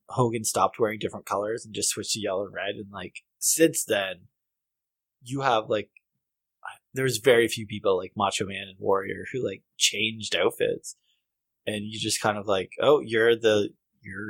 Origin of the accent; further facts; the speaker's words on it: Canada; in Canada, out west, we have, like, ranches